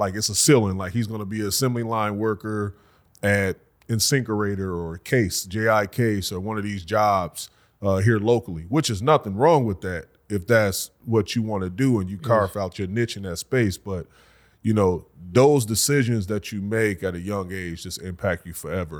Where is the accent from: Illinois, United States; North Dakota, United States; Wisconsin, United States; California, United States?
Wisconsin, United States; Racine; Born and raised, Racine, Wisconsin.